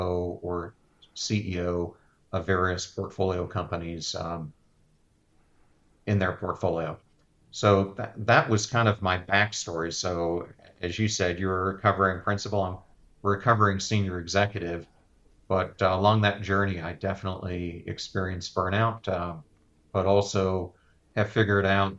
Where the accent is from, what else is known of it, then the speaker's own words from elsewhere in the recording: Pennsylvania, United States; moved away as an adult; I grew up in Pennsylvania